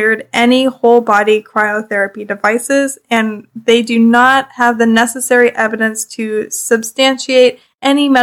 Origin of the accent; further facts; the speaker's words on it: Canada; I'm Canadian